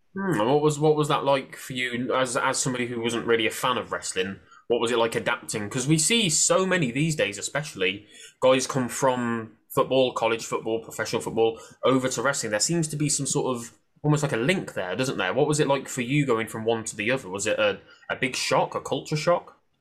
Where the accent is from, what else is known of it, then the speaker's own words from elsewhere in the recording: Coventry, West Midlands, United Kingdom; I'm from Coventry, just just by Birmingham in the Midlands